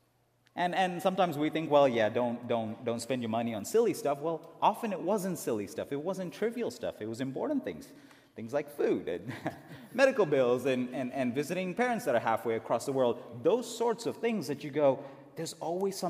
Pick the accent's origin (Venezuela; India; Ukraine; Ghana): India; moved away; I was born and raised in India